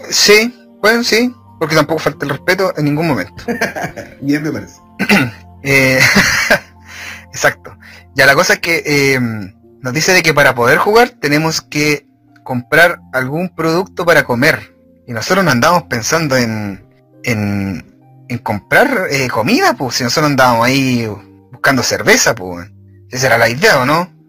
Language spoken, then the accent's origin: Spanish; Chile; Somos de Chile.